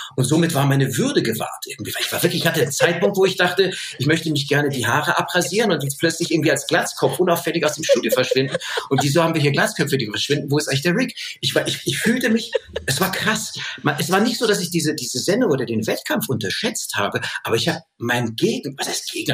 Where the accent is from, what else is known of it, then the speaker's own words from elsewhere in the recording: Munich, Bavaria, Germany; ich als Kind ja, bei uns wurden ja so viele Sprachen gesprochen und Armenisch gesprochen, Rumänisch gesprochen, Französisch, Englisch, Deutsch und dann heute halt, äh, das, was man bei uns in München so hört